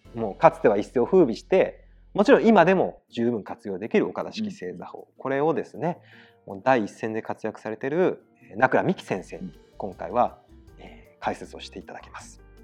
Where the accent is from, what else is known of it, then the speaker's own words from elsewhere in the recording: Aichi, Japan; あの我々愛知県人なんですけど